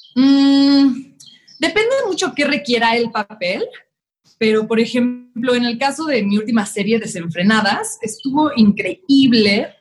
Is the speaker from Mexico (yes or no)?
yes; Mexico City, Mexico; soy de la Ciudad de México.